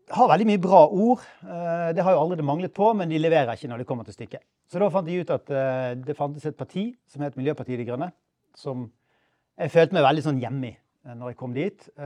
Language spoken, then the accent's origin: Norwegian; Bergen, Vestland, Norway; born there; Jeg ble født i Bergen for 56 eh, år siden.